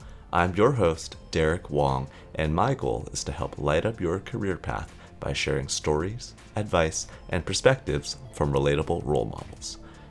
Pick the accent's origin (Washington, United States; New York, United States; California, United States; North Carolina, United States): California, United States; now in Singapore; It sounds like we're both from California, and we're both thinking about, hey, reflecting on our time here in Singapore.